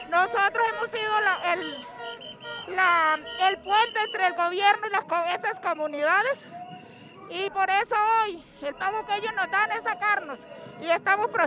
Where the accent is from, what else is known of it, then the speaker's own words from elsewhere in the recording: Norte de Santander, Colombia; soy del Departamento Norte de Santander.